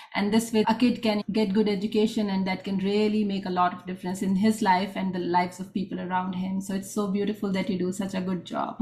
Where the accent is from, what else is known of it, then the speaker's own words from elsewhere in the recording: India; moved away as an adult; now in United States; I was born and brought up in India